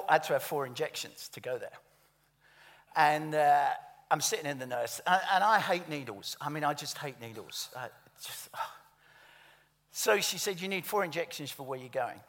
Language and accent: English; London, United Kingdom; I'm from the East End of London